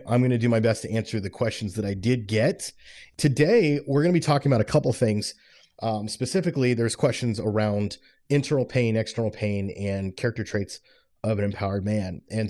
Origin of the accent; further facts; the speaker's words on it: Florida, United States; When I was growing up, I was raised in South Florida, and I lived with my dad and my stepmom.